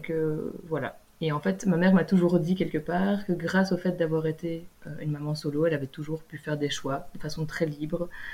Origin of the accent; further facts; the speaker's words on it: Belgium; moved away as an adult; en vivant en Belgique, en étant belge